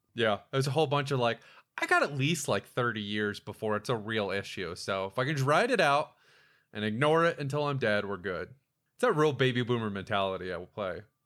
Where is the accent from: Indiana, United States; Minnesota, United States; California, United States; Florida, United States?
Florida, United States; moved away; growing up in Florida.